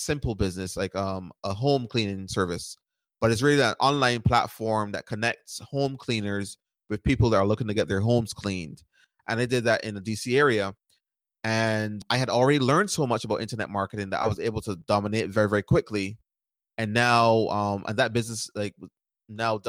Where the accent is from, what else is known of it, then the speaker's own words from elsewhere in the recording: Barbados; moved away as an adult; now in United States; I grew up in Barbados, and I moved to the United States at 18 years old to go to college